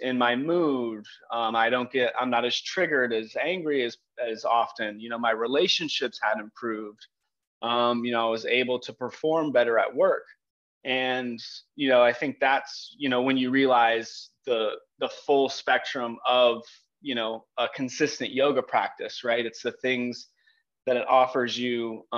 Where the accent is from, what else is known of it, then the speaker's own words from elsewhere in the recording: Palm Beach County, Florida, United States; I grew up in Palm Beach County, fourth generation, actually on my mom's side.